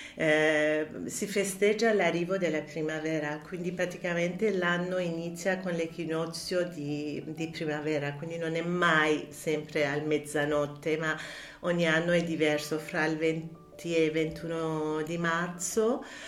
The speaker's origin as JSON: {"language": "Italian", "town": "Tehran", "region": "Tehran Province", "country": "Iran", "tie": "born or raised there", "also_born_or_lived": "France", "second_language": "Italian", "moved": "as an adult", "lives_now": "Italy", "said": "Sono nata e cresciuta a Teheran"}